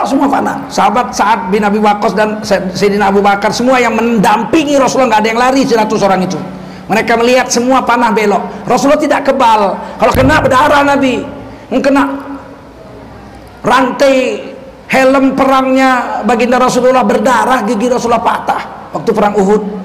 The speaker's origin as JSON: {"language": "Indonesian", "town": "Medan", "region": "North Sumatra", "country": "Indonesia", "said": "Kami orang Medan"}